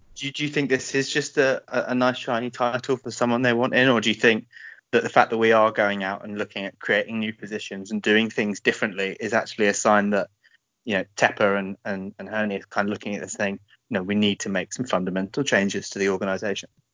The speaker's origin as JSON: {"language": "English", "country": "United Kingdom", "said": "We are British as well, so feel free to have a good laugh at our accents"}